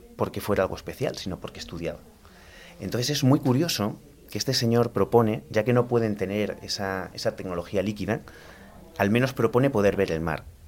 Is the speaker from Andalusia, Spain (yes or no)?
yes; Almería, Andalusia, Spain; moved away as an adult; also born or lived in Granada; soy de Almería, estudié informática